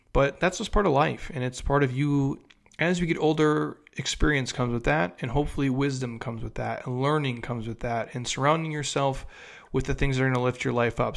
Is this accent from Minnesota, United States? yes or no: yes; Minnesota, United States; moved away; I'm from Minnesota originally